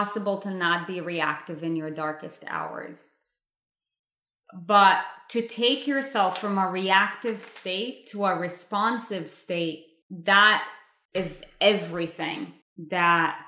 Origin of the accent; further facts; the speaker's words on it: Israel; I was brought up in Israel in a Jewish home